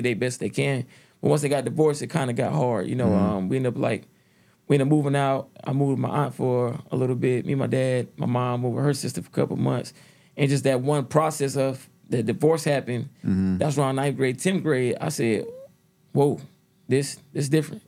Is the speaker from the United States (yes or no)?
yes; Stone Mountain, Georgia, United States; also born or lived in Decatur, Georgia; Born in Decatur, so you know, so on that side of town, then we moved to close to Stone Mountain, and that's where I played my first year of football